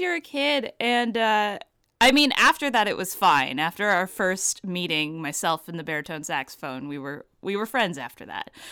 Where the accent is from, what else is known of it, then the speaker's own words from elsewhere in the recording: Vancouver, British Columbia, Canada; now in Toronto, Canada; I'm based in Toronto, but I grew up in Vancouver.